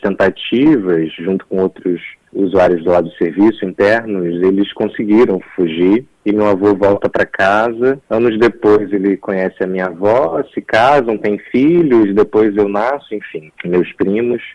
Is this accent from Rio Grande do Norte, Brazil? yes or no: no; Nova Friburgo, Rio de Janeiro, Brazil; Eu sou de Nova Friburgo, que é no interior do estado do Rio